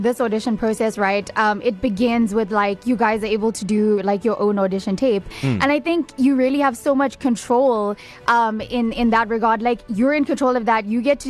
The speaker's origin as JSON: {"language": "English", "country": "South Africa", "said": "like being a South African actor"}